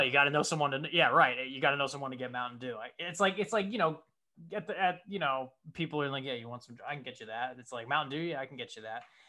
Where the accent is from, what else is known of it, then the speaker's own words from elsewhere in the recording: Connecticut, United States; moved away as an adult; now in Los Angeles, United States; the place where I grew up in Connecticut